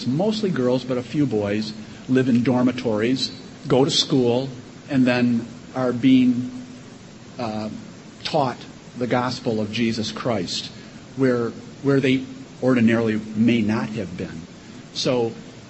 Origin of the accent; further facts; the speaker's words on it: Michigan, United States; we're from Michigan